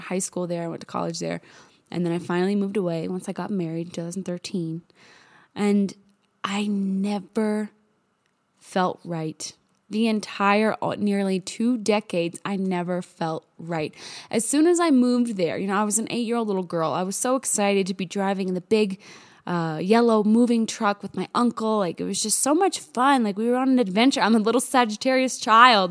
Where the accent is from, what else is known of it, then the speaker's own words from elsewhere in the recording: New Hampshire, United States; moved away as an adult; also born or lived in Southern Indiana / Fort Mill, South Carolina; now in Telluride, United States; when I was about eight years old. I moved from Southern Indiana to New Hampshire, way up to New England.